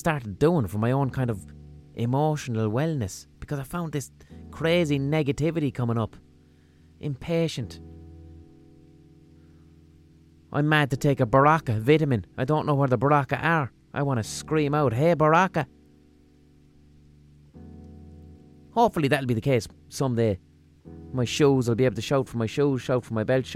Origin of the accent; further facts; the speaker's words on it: Limerick, Munster, Ireland; accent: Limerick; my Limerick accent